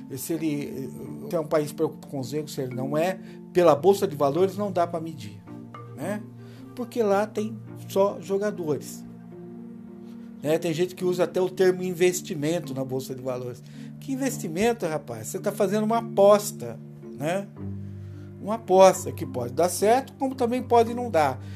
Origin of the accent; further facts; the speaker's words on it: Brazil; Nós somos brasileiros